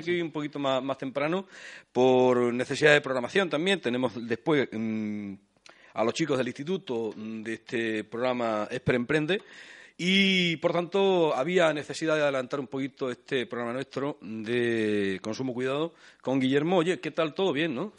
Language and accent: Spanish; Fuente de Cantos, Extremadura, Spain